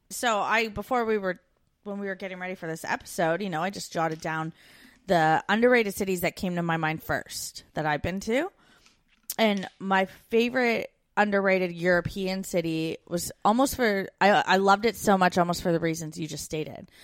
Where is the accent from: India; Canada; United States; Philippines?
Canada; moved away